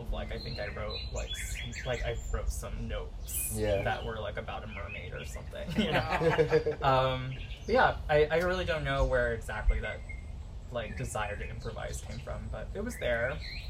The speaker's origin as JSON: {"language": "English", "town": "Marietta", "region": "Georgia", "country": "United States", "tie": "born or raised there", "also_born_or_lived": "California", "said": "So I grew up here in Marietta, like right around, like 15 minutes from where we currently are right now."}